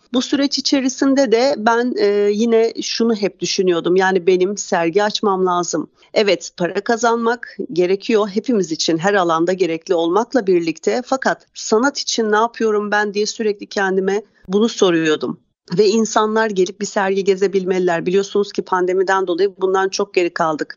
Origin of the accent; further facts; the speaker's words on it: İzmir, Turkey; moved away as an adult; now in Istanbul, Turkey; İzmir doğumluyum. Ee, bir yıllık İstanbulluyum.